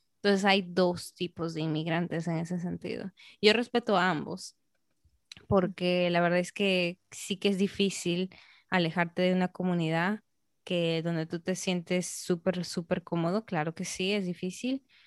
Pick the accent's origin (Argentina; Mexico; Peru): Peru; now in Dominican Republic; soy peruana